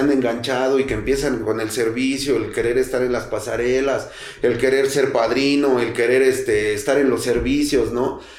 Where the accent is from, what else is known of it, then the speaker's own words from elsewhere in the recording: Mexico City, Mexico; soy de Tepito, banda